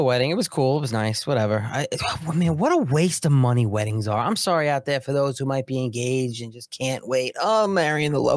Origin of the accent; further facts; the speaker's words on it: New York, United States; I'm from New York.